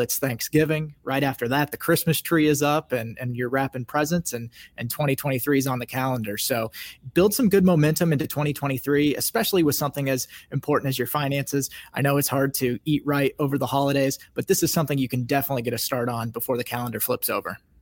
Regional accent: Kansas, United States; I grew up in Kansas

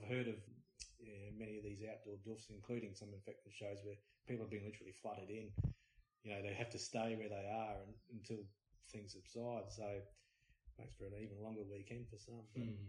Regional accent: Adelaide, South Australia, Australia; I grew up with in Adelaide, and, you know, from seeing them start out in little pubs and whatnot down south and playing to me and the crew

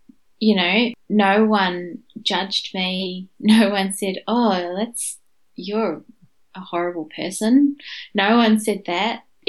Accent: India; Because I'm Indian, our culture kind of just brushes it all under the covers.

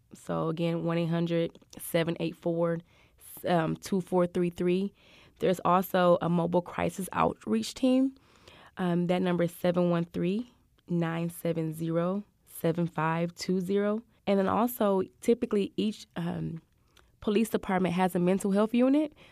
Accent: Michigan, United States; moved away as an adult; now in Houston, United States; I'm from Michigan

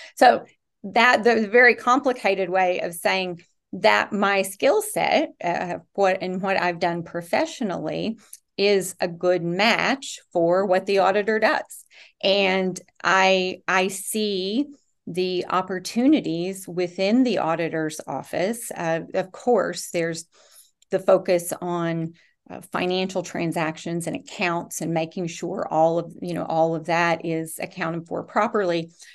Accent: Rowan County, Kentucky, United States; I was born and raised in Rowan County

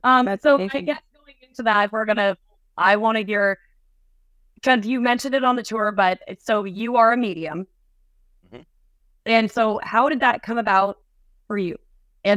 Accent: New England, United States; moved away; because I grew up in New England.

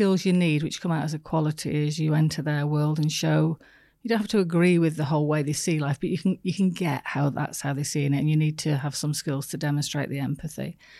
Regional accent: the north of England, United Kingdom; From the north of England.

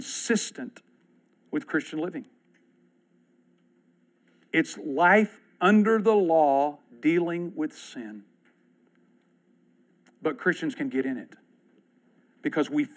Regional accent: Texas, United States; I'm from Texas

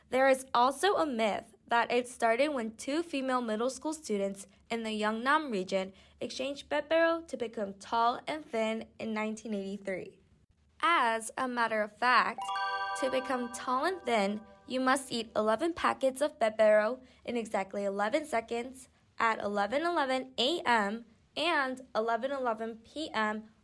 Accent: New York, United States; I'm a sophomore from New York.

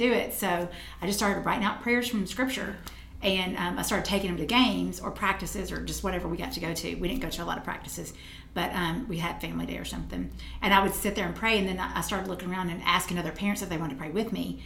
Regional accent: Tennessee, United States; I'm from Tennessee

